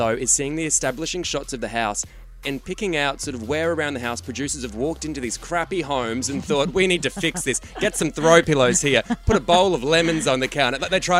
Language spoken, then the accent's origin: English; Queensland, Australia; I'm from Queensland and we call swimmers togs